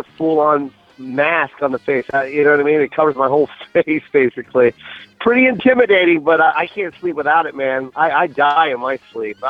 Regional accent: Tacoma, Washington, United States; moved away as an adult; now in Los Angeles, United States; It's my homecoming. You know, I'm from Tacoma, Washington, man.

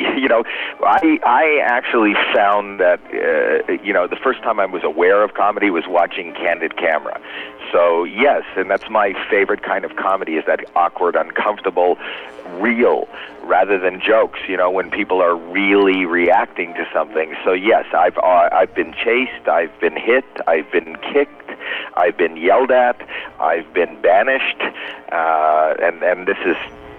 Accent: Canada; now in United States

